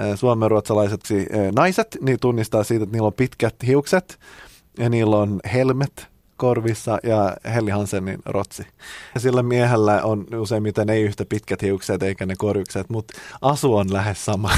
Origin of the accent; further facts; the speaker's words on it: Finland; mä oon suomenruotsalainen